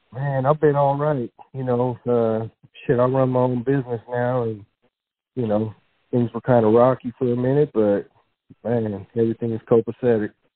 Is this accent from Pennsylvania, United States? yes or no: no; San Jose, California, United States; also born or lived in Livermore, California; I was born and raised in San Jose, grew up there, and then actually moved to uh, Livermore in the East Bay in high school